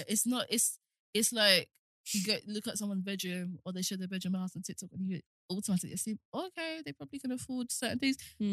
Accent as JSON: {"language": "English", "region": "London", "country": "United Kingdom", "said": "if I'm from South London"}